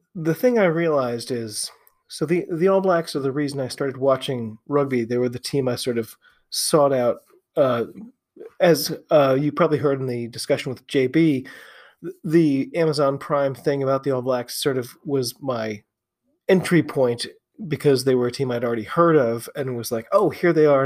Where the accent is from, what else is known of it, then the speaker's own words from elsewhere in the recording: United States; I am an American rugby fan